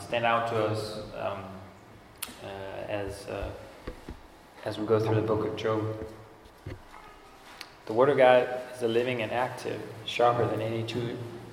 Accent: Denmark; moved away; I grew up in Denmark

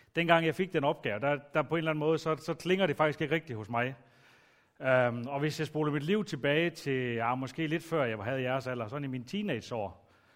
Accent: Aalborg, North Denmark Region, Denmark; Jeg er vokset op ude i Aalborg Øst

